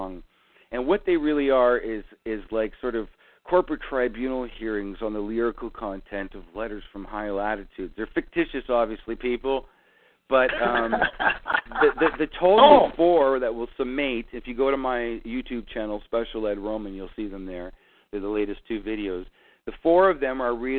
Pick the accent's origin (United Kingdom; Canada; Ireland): Canada; I'm Canadian. And there's so much snow, and it's so cold up here.